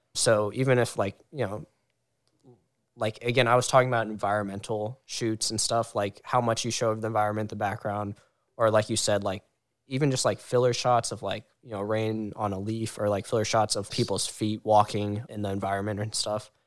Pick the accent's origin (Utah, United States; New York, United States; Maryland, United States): Maryland, United States; Howard County; we're all in Maryland ish, but I'm from the Howard County area, about like an hour